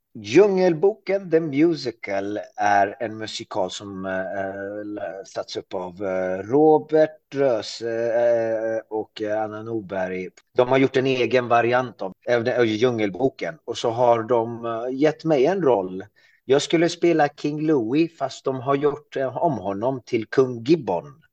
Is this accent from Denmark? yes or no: no; Iran; now in Sweden; jag härstammar ju från Iran och det står ju på min svenska pass att jag är född i Iran